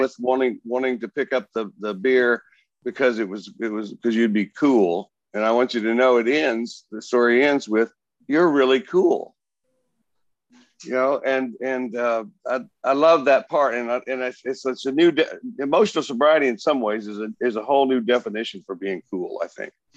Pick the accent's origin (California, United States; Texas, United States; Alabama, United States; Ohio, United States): Texas, United States; Plainview; I grew up in the little town of Plainview, Texas, between Amarillo and, and Lubbock